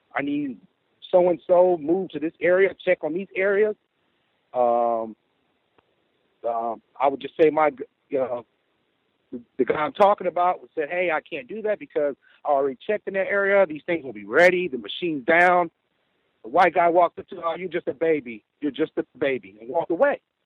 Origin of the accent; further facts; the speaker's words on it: Midwest, United States; I am from the Midwest